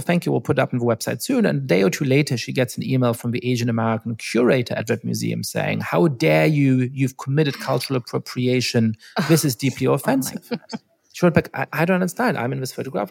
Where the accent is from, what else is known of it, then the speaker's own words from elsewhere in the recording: Germany; when I was growing up in Germany